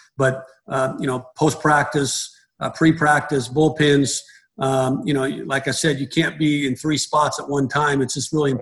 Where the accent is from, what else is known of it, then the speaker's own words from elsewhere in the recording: Reno, Nevada, United States; I'm from Reno, Nevada. I grew up in Reno